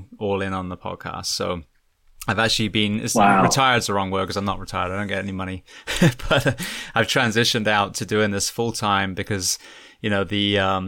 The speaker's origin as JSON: {"language": "English", "town": "Bath", "region": "South West England", "country": "United Kingdom", "moved": "as an adult", "lives_now": "California, United States", "said": "I'm from a place called Bath, which is a beautiful Roman city"}